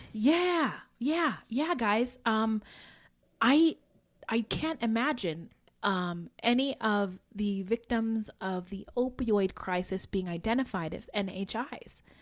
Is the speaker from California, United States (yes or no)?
yes; Bay Area, California, United States; I grew up in the Bay Area